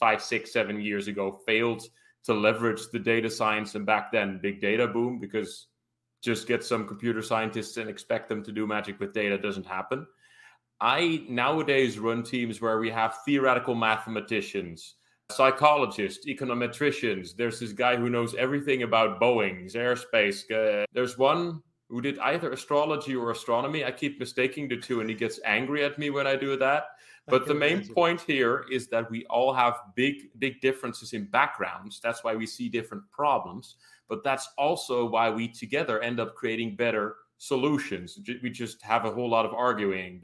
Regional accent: Rotterdam, South Holland, Netherlands; I ended up graduating on crime analysis for my hometown of Rotterdam

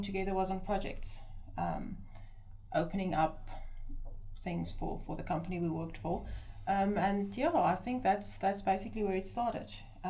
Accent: Namibia; Also born and bred in Namibia. Grew up in a little town in southeast of Namibia

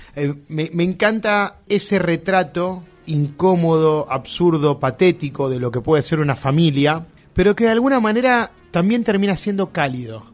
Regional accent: Argentina

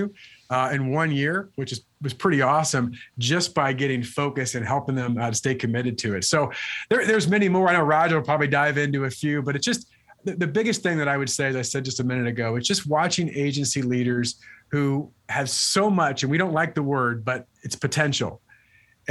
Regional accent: Illinois, United States; also born or lived in Wisconsin; moved on to another agency in Illinois, which is my home state

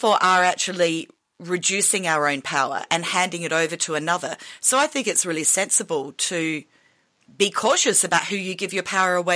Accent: Australia

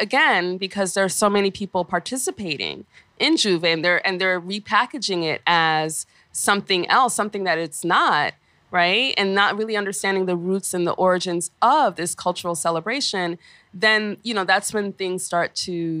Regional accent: New York, United States; growing up in Flatbush

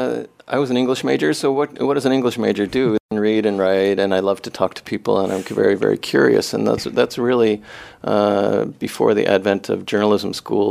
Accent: Rhode Island, United States; moved away as an adult; also born or lived in New York; now in Maine, United States; I'm from Rhode Island.

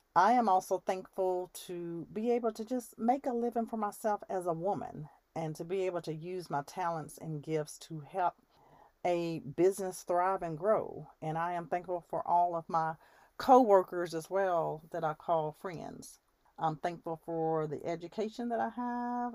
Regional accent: United States; I have in my country as an American

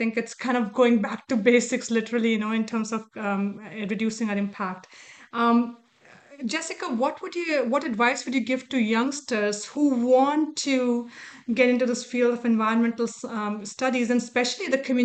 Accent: India; moved away; my very early days growing up in India

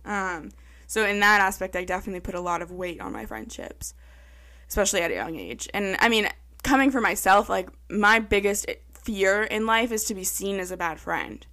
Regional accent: Pepperell, Massachusetts, United States; I grew up in Pepperell, our neighborhood

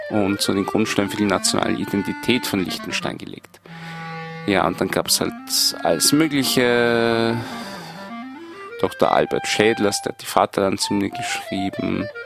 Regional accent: Vienna, Austria; Habe ich gesagt, nein, ich bin aus Wien.

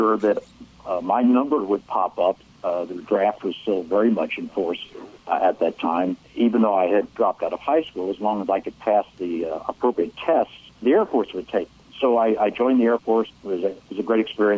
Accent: St. Louis, Missouri, United States; I grew up in St. Louis

